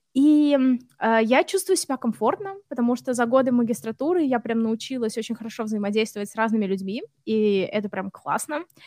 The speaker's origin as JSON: {"language": "Russian", "country": "Russia", "also_born_or_lived": "Samara", "moved": "as an adult", "lives_now": "Sweden", "said": "я из России"}